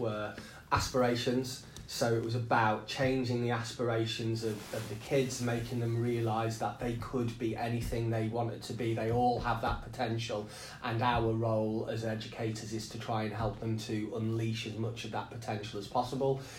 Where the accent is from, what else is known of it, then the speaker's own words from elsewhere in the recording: the Northeast, North East England, United Kingdom; now in Nottingham, United Kingdom; a community very, very similar to the community I grew up in the Northeast